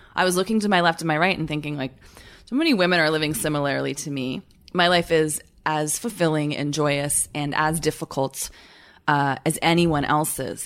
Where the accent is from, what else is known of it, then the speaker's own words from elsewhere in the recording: Canada; moved away; I'm Canadian